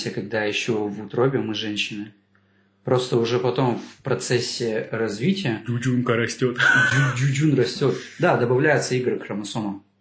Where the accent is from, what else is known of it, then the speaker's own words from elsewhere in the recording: Kazakhstan; С вами был, как всегда … казах, да.